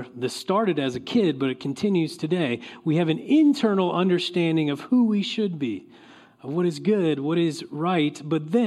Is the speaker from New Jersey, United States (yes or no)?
no; Oklahoma, United States; now in California, United States; I grew up in Oklahoma.